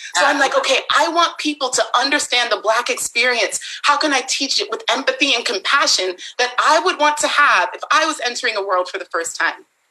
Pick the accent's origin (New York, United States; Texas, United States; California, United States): California, United States; Bay Area; I was born and raised in the Bay Area